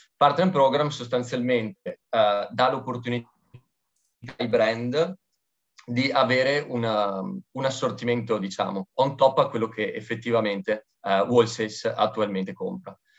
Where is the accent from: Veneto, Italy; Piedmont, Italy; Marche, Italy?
Veneto, Italy; da buon Veneto